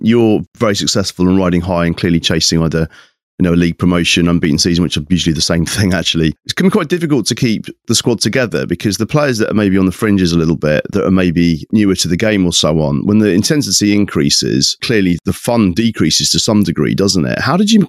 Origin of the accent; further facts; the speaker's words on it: South West England, United Kingdom; I was brought up in Somerset, so I know that area quite well.